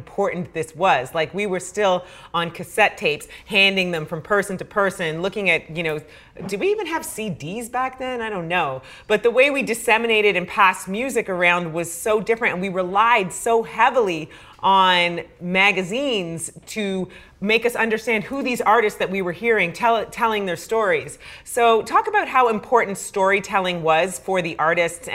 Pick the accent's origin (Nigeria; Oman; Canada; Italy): Canada; growing up in Canada